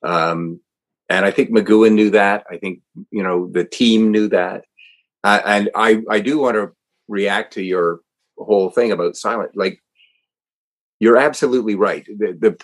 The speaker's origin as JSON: {"language": "English", "country": "Canada", "said": "I'm a Canadian"}